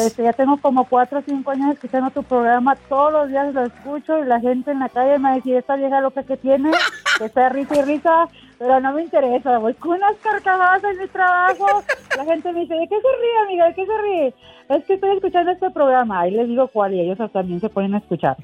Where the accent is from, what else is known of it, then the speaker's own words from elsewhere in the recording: Monterrey, Nuevo León, Mexico; now in Corpus Christi, United States; Actualmente resido en Corpus Christi, pero soy de Monterrey, Nuevo León.